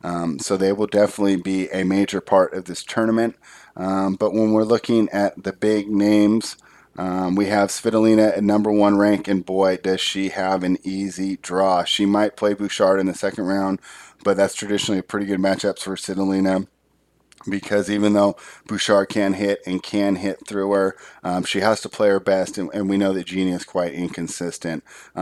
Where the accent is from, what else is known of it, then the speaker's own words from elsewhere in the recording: Latvia; But with Latvia playing the United States, so I saw my home country versus my favorite player.